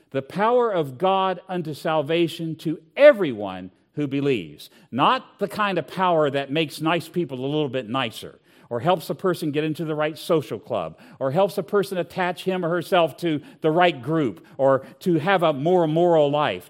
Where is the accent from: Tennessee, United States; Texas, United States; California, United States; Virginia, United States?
Virginia, United States; Southwest; I grew up in Southwest Virginia